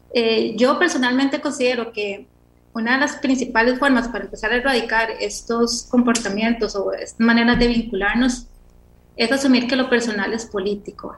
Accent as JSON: {"language": "Spanish", "country": "Costa Rica", "said": "así somos los ticos"}